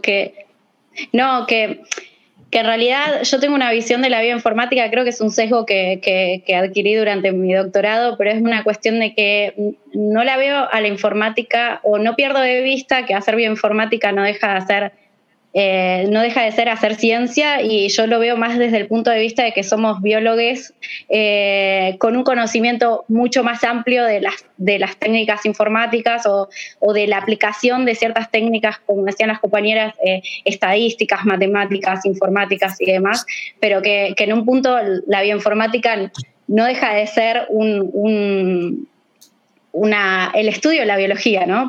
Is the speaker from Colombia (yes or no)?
no; Argentina; yo soy de Argentina, como mi acento de lata.